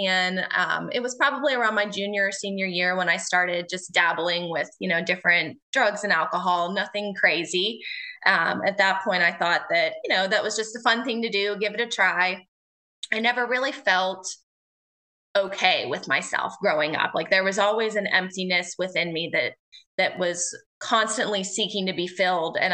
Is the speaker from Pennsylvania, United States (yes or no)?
yes; Houston, Pennsylvania, United States; I am from Houston, Pennsylvania, which is a small town just south of Pittsburgh.